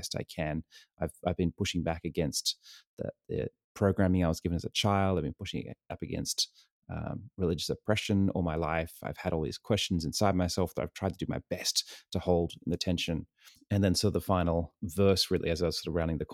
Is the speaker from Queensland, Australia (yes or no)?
no; Sydney, New South Wales, Australia; moved away as an adult; also born or lived in New York; now in San Diego, United States; I was born and raised in Sydney, New South Wales, and lived there for most of my life, and then moved to the States almost 8 years ago